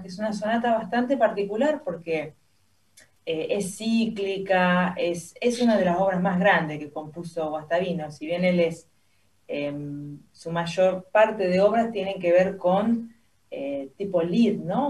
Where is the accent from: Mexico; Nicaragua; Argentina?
Argentina; Santa Fe; acá de chica en Santa Fe